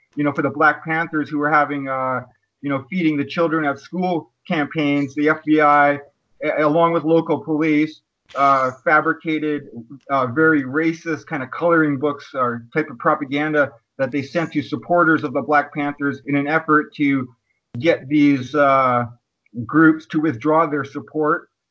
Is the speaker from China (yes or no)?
no; Kwakwaka'wakw Nation, northern Vancouver Island, British Columbia, Canada; I'm from the Kwakwaka'wakw Nation, and uh, my territory is located on uh, in the Pacific Northwest of so-called British Columbia on uh, northern Vancouver Island.